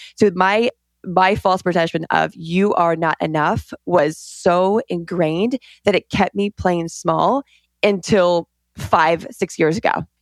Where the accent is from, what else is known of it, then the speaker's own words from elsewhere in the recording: Colorado, United States; I grew up in Colorado in the mountains, middle of nowhere